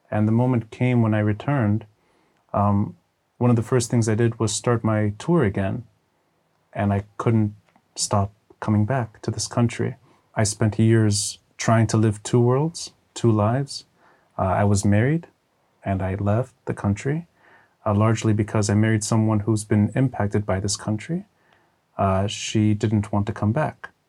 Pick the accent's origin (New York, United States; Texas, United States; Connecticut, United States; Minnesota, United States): Texas, United States; born there; Uh, I was born abroad. I was born in Texas.